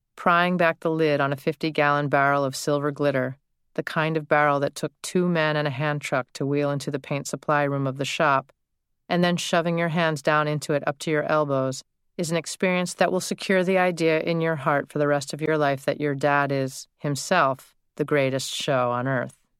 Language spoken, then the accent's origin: English; United States; now my hometown has become mostly a sprawl of developments and subdivisions